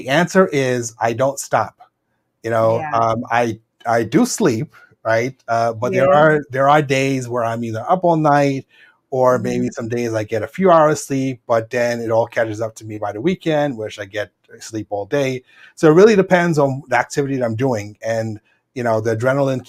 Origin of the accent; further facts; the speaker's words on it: New York City, New York, United States; also born or lived in Dallas, Texas; I was born in New York City, Brooklyn, New York, to be exact. So I've been here virtually all my life